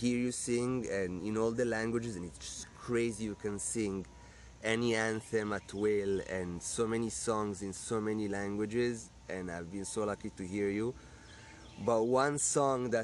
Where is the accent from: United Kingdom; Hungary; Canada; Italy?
Italy; now in United States; I come from Italy, as I told you, I'm the spaghetti redneck